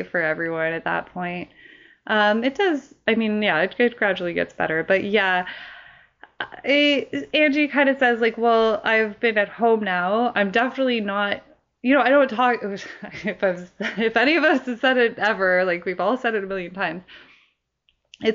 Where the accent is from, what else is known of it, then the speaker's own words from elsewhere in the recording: Canada; as a Canadian